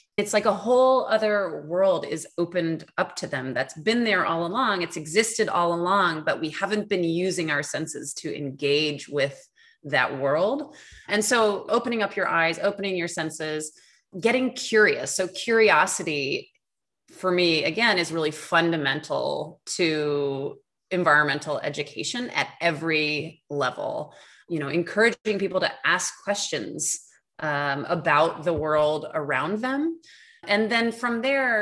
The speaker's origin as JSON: {"language": "English", "region": "New York", "country": "United States", "also_born_or_lived": "Los Angeles / Portland / Beijing / Arizona", "moved": "yes", "lives_now": "Amherst, United States", "said": "I'm from New York originally"}